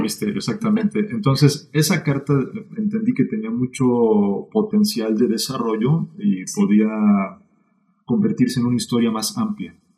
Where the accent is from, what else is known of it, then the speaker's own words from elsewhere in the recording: Mexico City, Mexico; nací en la Ciudad de México en 1984